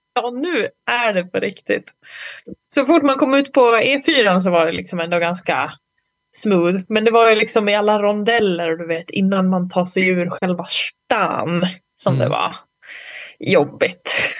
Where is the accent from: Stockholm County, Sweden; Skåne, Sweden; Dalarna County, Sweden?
Dalarna County, Sweden; Malung; moved away; så var jag i Malung på, okay. på hälsning. Min, min hemort